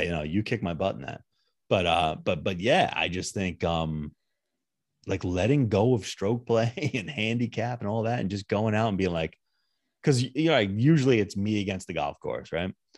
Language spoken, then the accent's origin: English; United States; as an American